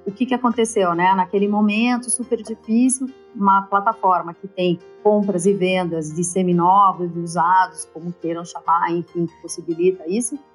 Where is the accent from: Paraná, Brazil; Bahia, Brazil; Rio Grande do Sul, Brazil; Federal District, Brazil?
Paraná, Brazil; Curitiba; moved away as an adult; also born or lived in United States; now in São Paulo, Brazil; Eu sou curitibana, eu estou em São Paulo há 20 anos